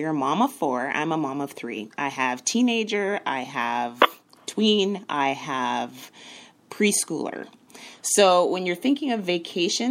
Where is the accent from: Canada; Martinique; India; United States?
Canada; I am a Canadian.